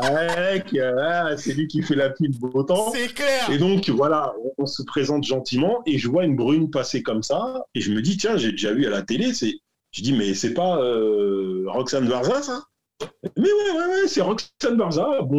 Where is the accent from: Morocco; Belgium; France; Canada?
France; Paris, Île-de-France; on est français et parisien. Alors, il n'y a rien de pire que les parisiens.